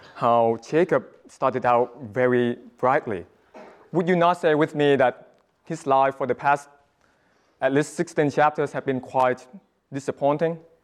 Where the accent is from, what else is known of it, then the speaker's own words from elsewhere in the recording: Vietnam; moved away; my home country, Vietnam